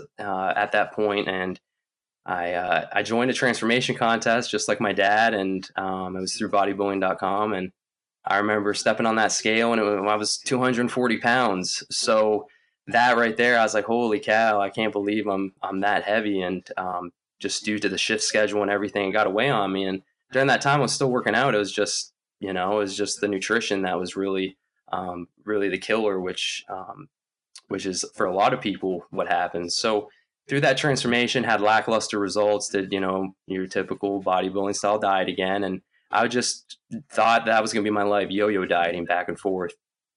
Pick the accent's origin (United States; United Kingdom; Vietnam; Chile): United States; Lynchburg, Virginia; also born or lived in Canada; Once we moved from Canada when I was in an early age, we moved down to Lynchburg, Virginia